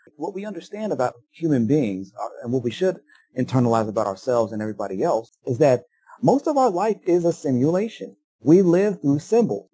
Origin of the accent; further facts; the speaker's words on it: United States; as a Yankee, as an American, as a, as a citizen of the United States